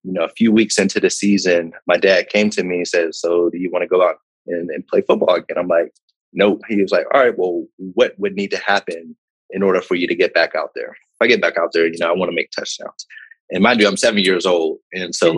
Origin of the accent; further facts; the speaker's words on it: Pittsburgh, Pennsylvania, United States; moved away as an adult; also born or lived in Ann Arbor, Michigan / West Virginia / New York / Chicago; I'm originally from Pittsburgh, Pennsylvania